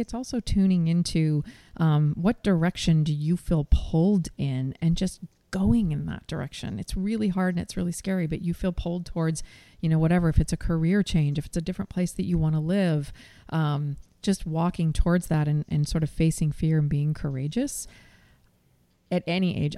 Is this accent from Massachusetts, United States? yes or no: no; Seattle, Washington, United States; also born or lived in New York; followed my heart back to my hometown